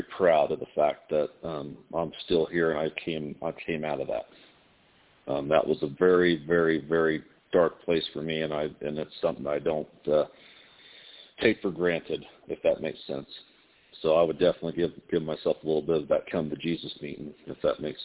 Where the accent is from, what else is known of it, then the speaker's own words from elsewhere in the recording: Indiana, United States; moved away as an adult; now in Las Vegas, United States; I'm from Indiana, you know, so I was born and raised a Hoosier, and then I moved out to Las Vegas.